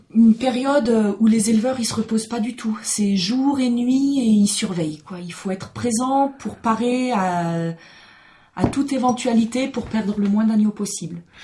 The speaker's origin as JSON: {"language": "French", "area": "Alsace", "region": "Grand Est", "country": "France", "tie": "born or raised there", "also_born_or_lived": "Mizoën, Oisans", "moved": "yes", "said": "mes parents sont pas alsaciens, mais j'ai grandi là-bas"}